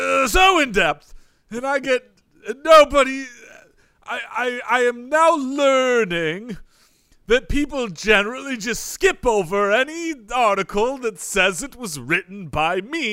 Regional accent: United States; born there; No, I was born in America. This is just how I chose

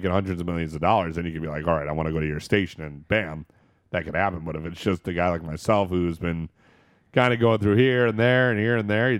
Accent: East Coast, United States; I listened to Howard Stern when I was a kid. I mean, I was from the East Coast a lot

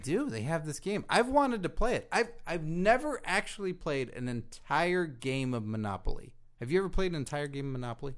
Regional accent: United States; being an American

